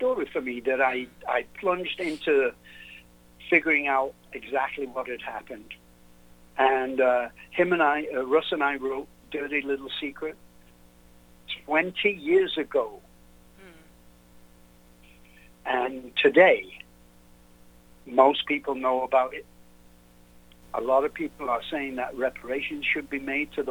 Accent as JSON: {"language": "English", "region": "England", "country": "United Kingdom", "moved": "yes", "lives_now": "United States", "said": "I'm English, of course, so I'm not from here."}